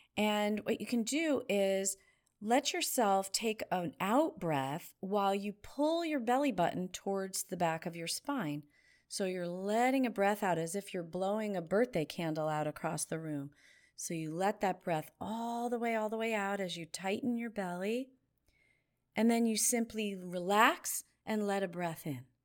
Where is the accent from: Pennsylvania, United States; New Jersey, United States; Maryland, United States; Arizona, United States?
New Jersey, United States; I grew up in New Jersey in a family that loved to walk fast